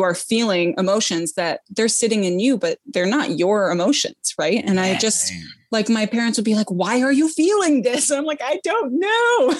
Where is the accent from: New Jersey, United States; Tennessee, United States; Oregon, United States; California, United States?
California, United States; San Francisco; moved away as an adult; also born or lived in England / Ireland / New York City; now in Upstate New York, United States; I grew up in San Francisco, born and raised until I was about 18